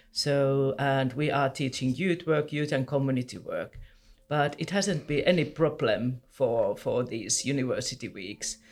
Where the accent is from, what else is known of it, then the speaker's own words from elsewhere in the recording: Helsinki, Uusimaa, Finland; I'm from Helsinki